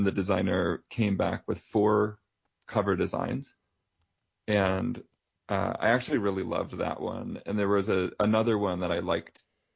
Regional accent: O'Fallon, Missouri, United States; moved away; also born or lived in San Francisco; I'm from Missouri originally

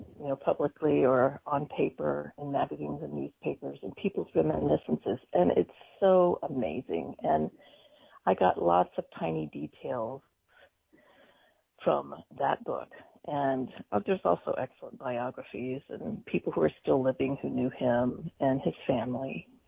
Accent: Mississippi, United States; I'm from there as well. My parents are from Mississippi

